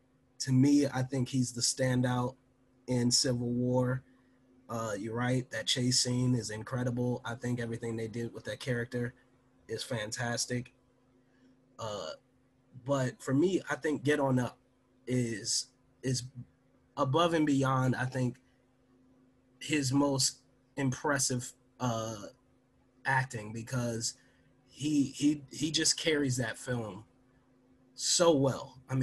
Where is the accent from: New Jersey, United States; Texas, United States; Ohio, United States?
Ohio, United States; Cleveland; we're from Cleveland